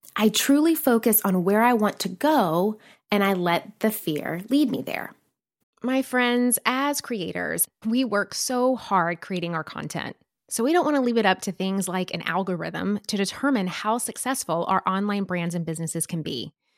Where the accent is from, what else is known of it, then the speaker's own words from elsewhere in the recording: Nashville, Tennessee, United States; moved away as an adult; also born or lived in New York City; I'm a girl from Nashville, Tennessee